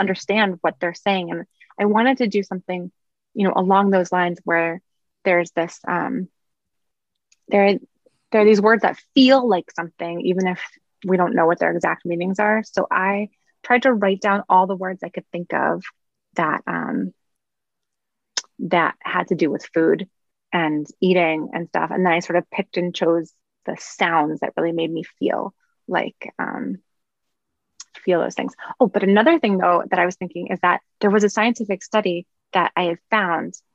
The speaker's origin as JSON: {"language": "English", "town": "New York City", "region": "New York", "country": "United States", "tie": "born or raised there", "said": "I grew up in Brooklyn"}